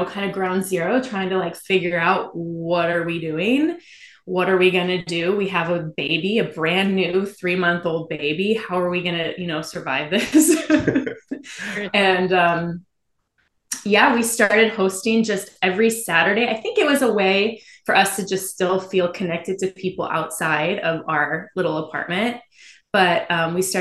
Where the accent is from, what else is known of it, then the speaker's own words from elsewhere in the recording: Midwest, United States; I came from the Midwest